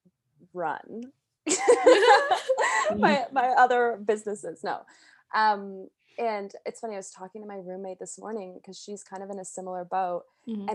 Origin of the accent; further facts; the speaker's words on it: Calgary, Alberta, Canada; also born or lived in Montreal, Canada; now in Vancouver, Canada; I grew up in Calgary.